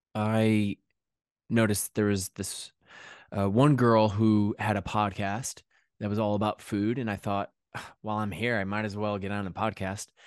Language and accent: English; Connecticut, United States; moved away as an adult; also born or lived in New York City / London; now in England, United Kingdom; grew up in Connecticut, and the last ten, ten years I'd lived in New York City.